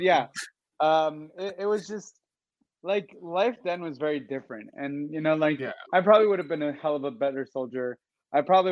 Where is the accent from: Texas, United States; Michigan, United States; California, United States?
California, United States; Los Angeles; moved away as an adult; also born or lived in Boston, Massachusetts / Israel; I was born in Boston, Massachusetts. I was raised in Venice Beach, California